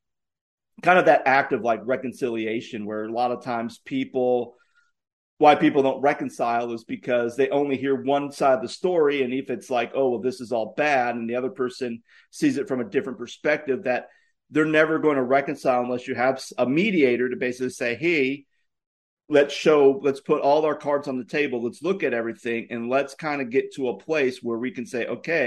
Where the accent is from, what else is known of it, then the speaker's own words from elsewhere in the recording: Virginia, United States; moved away; I'm from Virginia